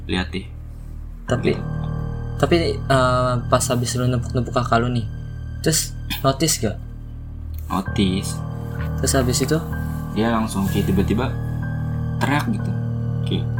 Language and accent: Indonesian; Banten, Indonesia; lagi ada acara gitu kan di kampung gua di Banten